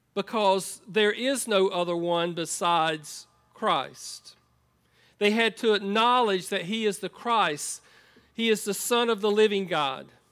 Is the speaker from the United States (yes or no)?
yes; United States; moved away as an adult; I grew up on a farm in Columbus County